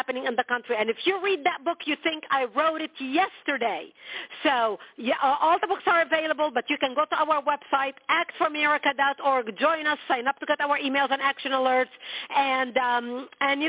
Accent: Lebanon; moved away; I was born and raised in Lebanon

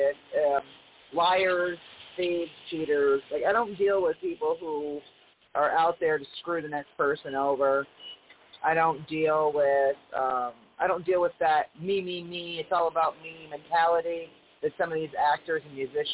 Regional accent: New England, United States; I'm from New England

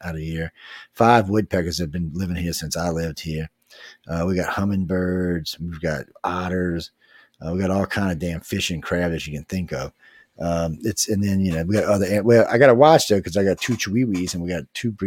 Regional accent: New Orleans, Louisiana, United States; I'm actually from New Orleans

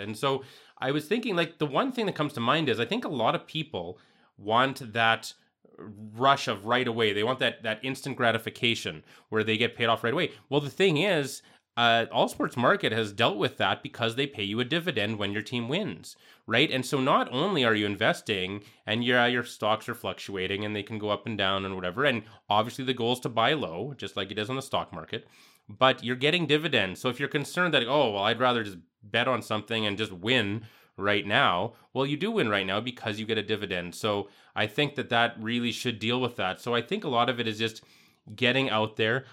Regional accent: Canada; growing up in Canada, how it's just a fact of life with hockey

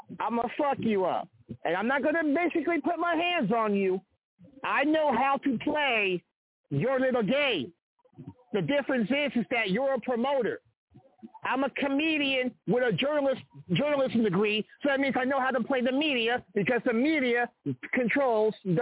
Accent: Kansas City, Kansas, United States; I came home to KC because I know my hometown. I know my hometown.

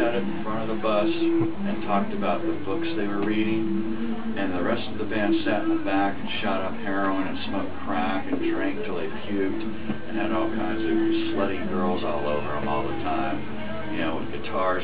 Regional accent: Dallas, Texas, United States; Dallas, that's my hometown

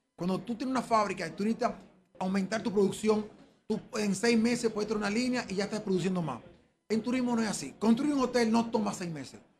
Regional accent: Dominican Republic; nosotros como República Dominicana

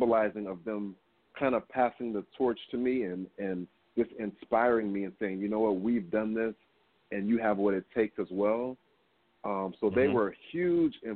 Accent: Kalamazoo, Michigan, United States; moved away; I'm originally from Michigan, so I would attend something called the Gilmore Keyboard Festival, and all of the most, the biggest classical piano players would come to our town

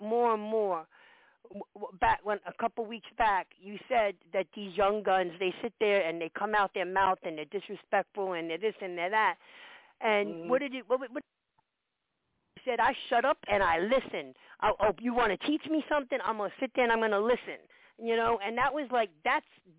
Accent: New York City, New York, United States; born or raised there; also born or lived in Yonkers

